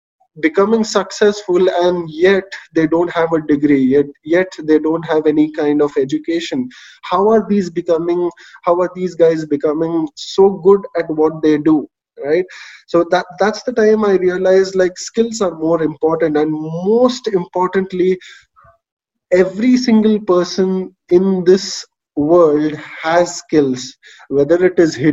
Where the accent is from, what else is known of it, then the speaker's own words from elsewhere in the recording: Bangalore, Karnataka, India; I am born and brought up in Bangalore. I did my education here itself